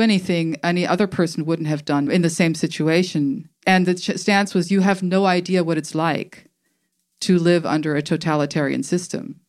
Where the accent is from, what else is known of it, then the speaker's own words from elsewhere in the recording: Germany; moved away; also born or lived in Tuscaloosa, Alabama, United States; So I grew up in Germany.